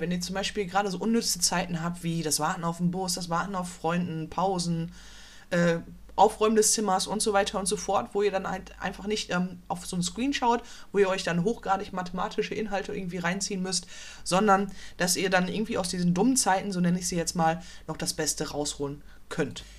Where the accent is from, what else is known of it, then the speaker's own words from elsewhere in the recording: Dortmund, North Rhine-Westphalia, Germany; ich komme aus Dortmund